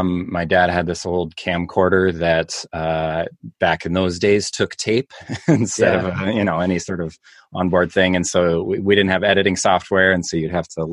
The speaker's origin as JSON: {"language": "English", "town": "Minneapolis", "region": "Minnesota", "country": "United States", "moved": "as an adult", "lives_now": "Rhinelander, United States", "said": "I'm actually originally from Minneapolis, Minnesota"}